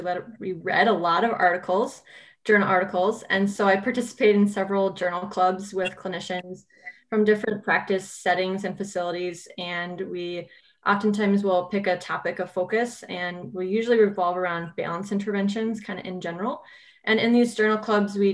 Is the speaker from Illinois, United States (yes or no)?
no; California, United States; moved away as an adult; also born or lived in Iowa / Minnesota; I'm originally from California. I moved to the Midwest for undergraduate in Iowa